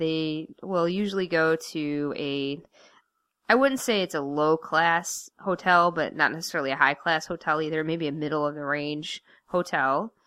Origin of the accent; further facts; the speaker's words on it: Michigan, United States; we're from Michigan